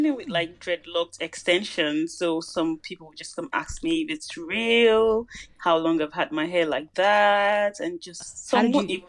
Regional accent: Nigeria; moved away as an adult; now in Sydney, Australia; I'm from an English-speaking country.

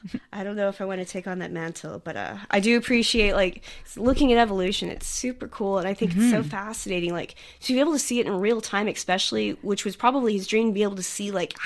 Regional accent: United States; now in Sydney, Australia; I'm from the United States

